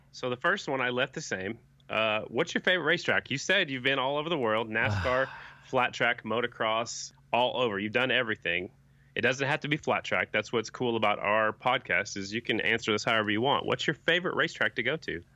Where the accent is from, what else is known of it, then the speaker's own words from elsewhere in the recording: Oklahoma, United States; also born or lived in Sioux Falls, South Dakota; originally from South Dakota, growing up in Oklahoma